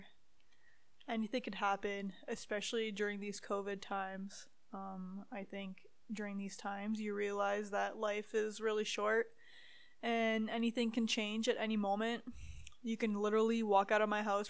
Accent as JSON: {"language": "English", "region": "Ontario", "country": "Canada", "tie": "born or raised there", "moved": "as an adult", "lives_now": "Calgary, Canada", "said": "I am moving back to Ontario in a couple days"}